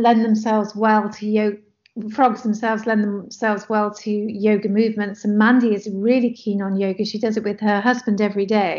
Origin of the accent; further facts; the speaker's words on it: Nigeria; So growing up in Nigeria at that time and during the Civil War, and being in contact with other expats from different countries